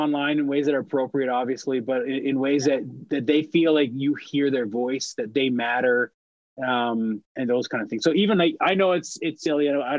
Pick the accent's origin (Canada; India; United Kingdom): Canada; Powell River, British Columbia; moved away as an adult; also born or lived in Winnipeg / Vancouver; My hometown, Powell River.